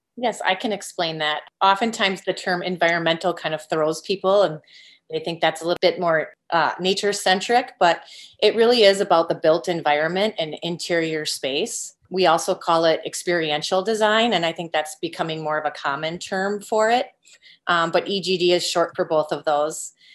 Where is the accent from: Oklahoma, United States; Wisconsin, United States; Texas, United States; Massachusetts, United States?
Wisconsin, United States; Green Bay; also born or lived in Northfield, Minnesota; I am a Green Bay native, born and raised in Green Bay, Wisconsin, lifelong Packers fan